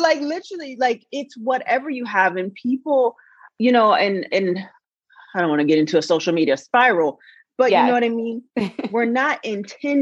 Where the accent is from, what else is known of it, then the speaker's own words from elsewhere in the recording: Portland, United States; we're from Portland. So we came up in, you know, upper middle class families